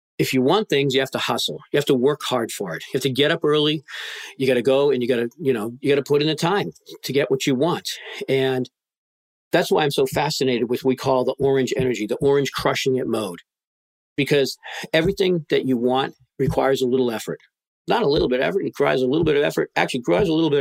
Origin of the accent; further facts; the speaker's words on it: just north of Boston, Massachusetts, United States; I was born in the Northeast, just outside of Boston, Massachusetts, just north of there